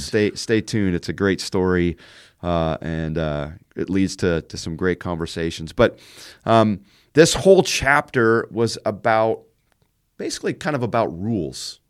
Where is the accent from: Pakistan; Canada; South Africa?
Canada; moved away as an adult; now in Indiana, United States; we've raised our kids in Indiana, uh, but I grew up in Canada